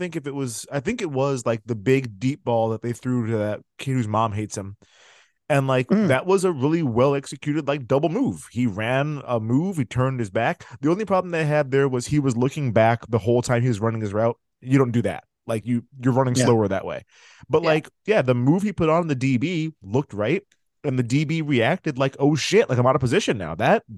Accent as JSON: {"language": "English", "region": "California", "country": "United States", "accent": "California", "said": "I'm California. That's my accent."}